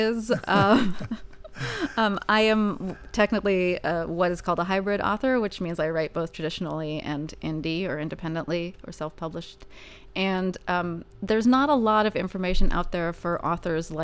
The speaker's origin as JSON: {"language": "English", "region": "Northern California", "country": "United States", "said": "I am from Northern California"}